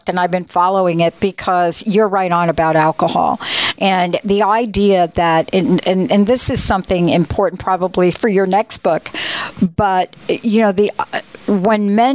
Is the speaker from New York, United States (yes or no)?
yes; New York City, New York, United States; I'm a girl from the Bronx